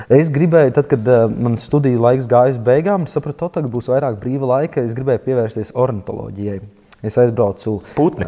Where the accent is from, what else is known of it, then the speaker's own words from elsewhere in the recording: Latvia; es piedzimu Latvijā